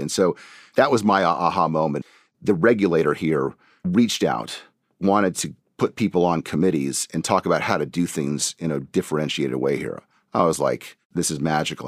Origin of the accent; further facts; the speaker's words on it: Colorado, United States; moved away as an adult; also born or lived in Hong Kong; now in Singapore; I'm originally from Colorado in the U S, and so grew up